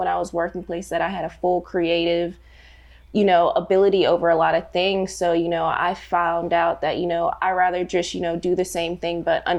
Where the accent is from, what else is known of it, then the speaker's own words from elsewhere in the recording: Fort Benning, Georgia, United States; I am a transplant. Both of my parents were in the military, but they decided to retire here. I have 5 brothers and 2 sisters, and they just all decided to keep us here at Fort Benning, Georgia.